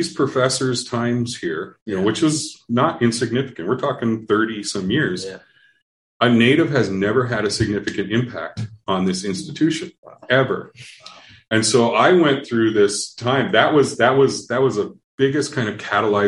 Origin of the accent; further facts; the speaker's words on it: Minneapolis–Saint Paul, Minnesota, United States; I grew up in the Twin Cities. Lived here my whole life